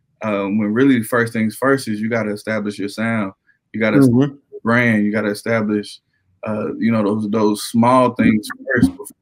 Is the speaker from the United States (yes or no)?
yes; New York City, New York, United States; now in Conway, United States; I'm originally from Brooklyn, New York